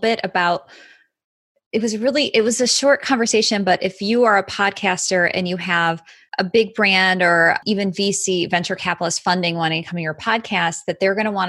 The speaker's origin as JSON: {"language": "English", "town": "Chicago", "region": "Illinois", "country": "United States", "tie": "born or raised there", "said": "Chicago, which is my hometown"}